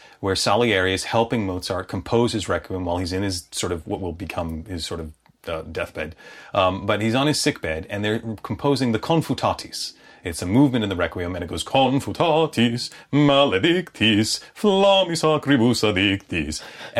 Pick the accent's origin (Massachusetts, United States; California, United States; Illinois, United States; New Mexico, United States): Illinois, United States; Chicago; accent: Chicago accent; I was raised in Chicago, and you can tell I don't really have much of a Chicago accent anymore.